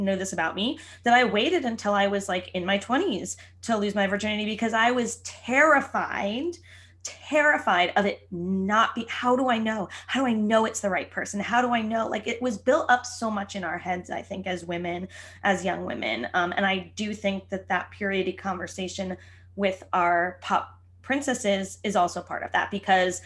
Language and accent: English; New Jersey, United States; I grew up in New Jersey